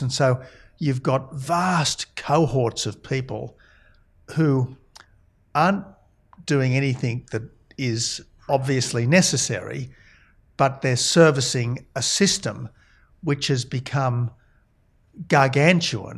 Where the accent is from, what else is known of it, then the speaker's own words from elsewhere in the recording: Australia; also born or lived in Oxford, England; as an Australian, I went to Oxford